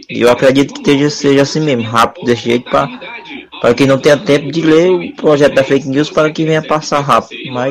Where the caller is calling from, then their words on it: Santa Teresa do Silvino, Brazil; aqui da Santa Teresa do Silvino.